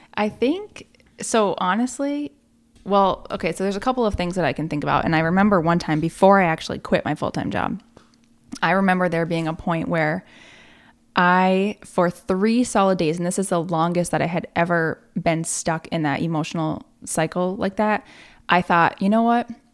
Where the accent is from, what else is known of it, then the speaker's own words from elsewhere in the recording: Malone, New York, United States; moved away as an adult; now in Plattsburgh, United States; I'm from Malone